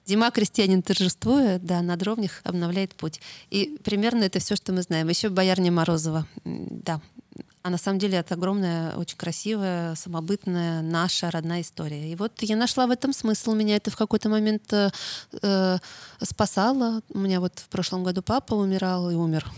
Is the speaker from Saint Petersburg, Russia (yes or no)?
no; Moscow, Russia; я же москвичка, а Таруса — это дача. Но я с самого рождения там росла